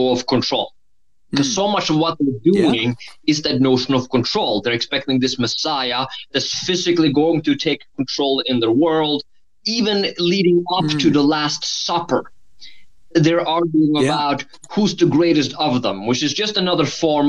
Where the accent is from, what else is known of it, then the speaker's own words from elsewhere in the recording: Norway; moved away; I have an accent. So I grew up in Norway. I've spent half my life there